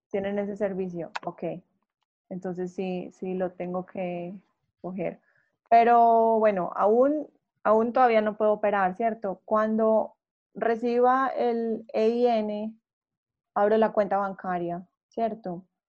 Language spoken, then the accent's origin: Spanish; Colombia; yo soy colombiana